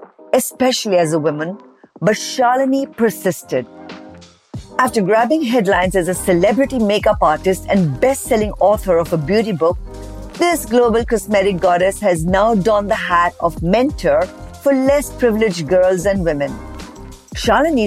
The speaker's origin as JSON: {"language": "English", "country": "India", "tie": "born or raised there", "moved": "as an adult", "said": "Growing up in India"}